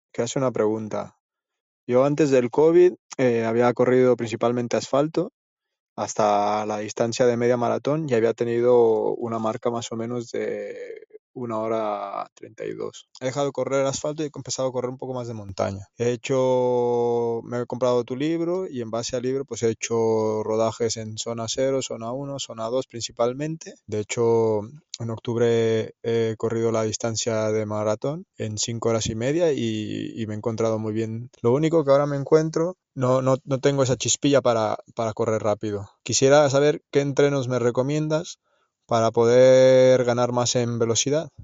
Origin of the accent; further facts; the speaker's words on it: Mexico; now in Barcelona province, Spain; un mexicano que vive en pueblo de provincia de Barcelona.